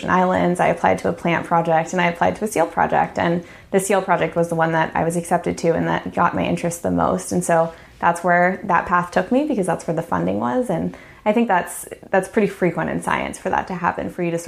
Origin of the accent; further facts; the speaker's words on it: San Diego, California, United States; moved away; also born or lived in Alaska; I grew up in San Diego, California.